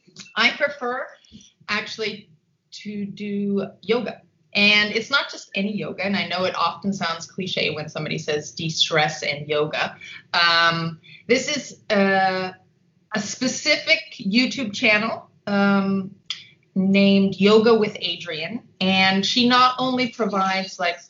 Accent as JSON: {"language": "English", "town": "Los Angeles", "region": "California", "country": "United States", "tie": "born or raised there", "also_born_or_lived": "Austria / Geneva, Switzerland", "moved": "as an adult", "lives_now": "Vienna, Austria", "said": "So I am a California native. I was born in Los Angeles."}